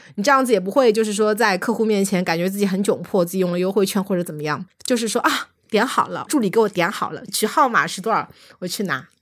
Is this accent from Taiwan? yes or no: no; Shanghai, China; 作为上海人